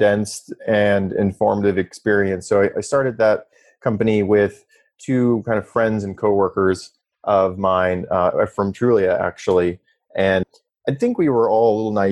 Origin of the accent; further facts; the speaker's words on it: South Dakota, United States; moved away; also born or lived in Stanford, California / San Francisco; I'm from South Dakota originally